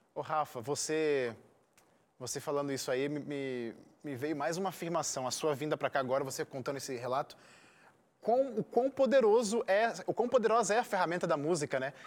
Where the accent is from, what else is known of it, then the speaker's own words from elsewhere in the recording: Rio de Janeiro, Brazil; accent: chiado; o meu chiado às vezes entrega aqui, a galera já sabe que eu sou carioca